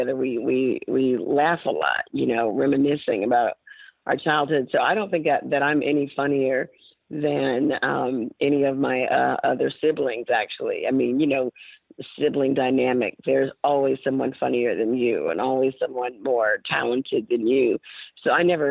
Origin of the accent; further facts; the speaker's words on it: Montgomery, Alabama, United States; moved away as an adult; I am from Montgomery